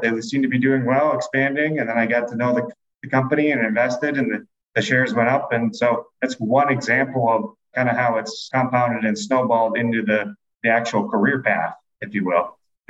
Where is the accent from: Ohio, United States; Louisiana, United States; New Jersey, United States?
Ohio, United States; Hudson; moved away as an adult; now in Chicago, United States; I grew up in Hudson, Ohio on the east side of Cleveland